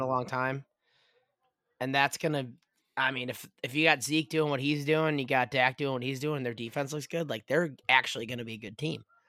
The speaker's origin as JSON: {"language": "English", "town": "Chicago", "region": "Illinois", "country": "United States", "also_born_or_lived": "Louisville", "moved": "yes", "said": "I'm from Chicagee"}